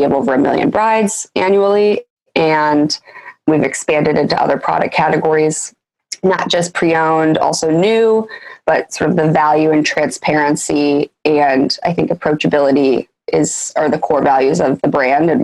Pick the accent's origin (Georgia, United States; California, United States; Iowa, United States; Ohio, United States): Iowa, United States; moved away as an adult; also born or lived in New York; I'm originally from Iowa